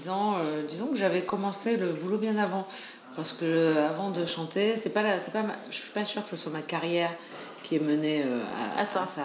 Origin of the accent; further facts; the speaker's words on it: Nice, Provence-Alpes-Côte d'Azur, France; moved away as an adult; now in Paris, France; je suis niçoise